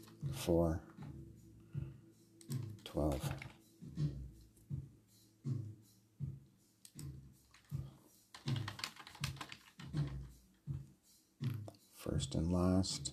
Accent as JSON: {"language": "English", "country": "Canada", "said": "I'm speaking as a Canadian."}